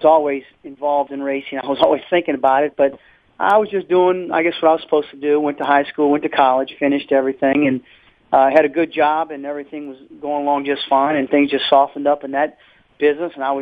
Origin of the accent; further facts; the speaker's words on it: New Orleans, Louisiana, United States; growing up in New Orleans